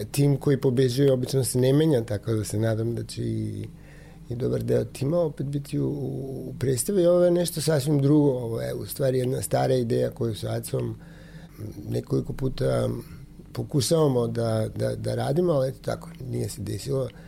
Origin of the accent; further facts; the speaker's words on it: North Macedonia; isto i kod nas u Makedoniji